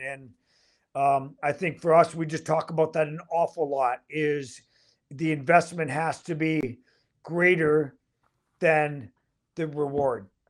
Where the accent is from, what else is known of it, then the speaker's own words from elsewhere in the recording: Canada; also born or lived in Michigan; I'm Canadian